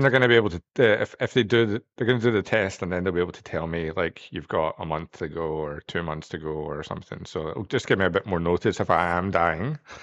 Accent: Scotland, United Kingdom; moved away; I'm from Scotland

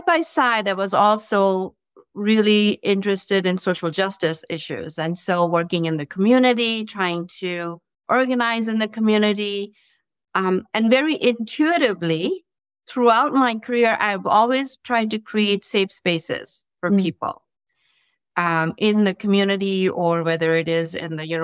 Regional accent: India; moved away as an adult; now in United States; I'm originally from India and did some of my training, my education there, and then came to the U.S.

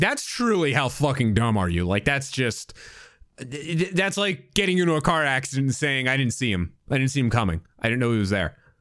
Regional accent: United States; as an American

